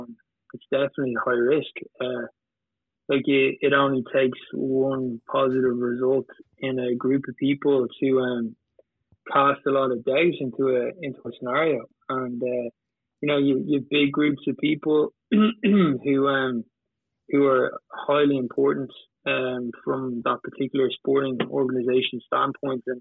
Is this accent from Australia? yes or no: no; Ireland; We started in Ireland, I'm Irish